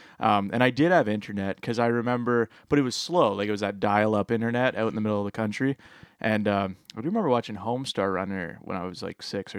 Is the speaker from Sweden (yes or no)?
no; Petrolia, Ontario, Canada; Well, to be fair, I grew up in Petrolia.